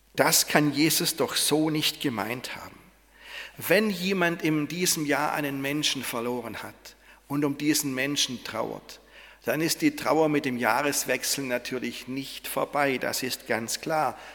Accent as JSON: {"language": "German", "region": "Swabia", "country": "Germany", "said": "als Schwabe"}